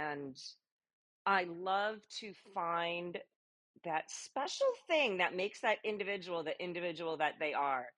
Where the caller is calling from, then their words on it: New York City, New York, United States; I'm calling in from New York City.